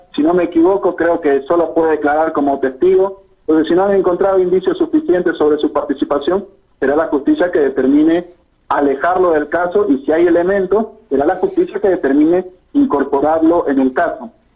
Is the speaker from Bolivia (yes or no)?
yes; Bolivia; nuestro país y el pueblo boliviano